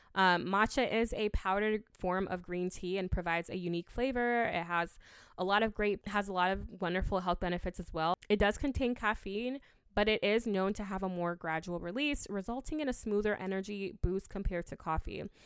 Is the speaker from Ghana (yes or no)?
yes; Ghana; I'm from Ghana, and we drink hibiscus a lot